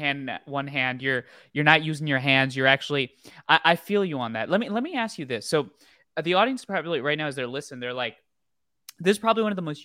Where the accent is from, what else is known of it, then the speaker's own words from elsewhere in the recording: New Jersey, United States; born there; also born or lived in India; I grew up all over the place. I never lived in a place for more than 2 years. So I was born in New Jersey. Then I lived actually with my grandparents alone in India.